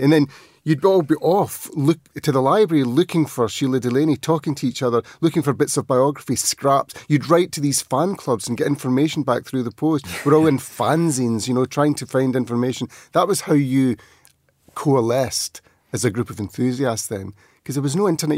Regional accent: outside Glasgow, Scotland, United Kingdom; we grew up outside Glasgow

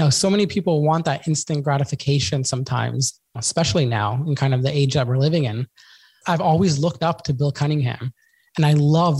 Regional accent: Sydney, New South Wales, Australia; my hometown here in Sydney. When I started Sydney, it's a beach city.

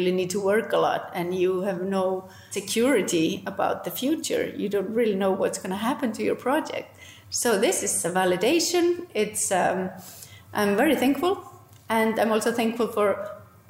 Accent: Iceland

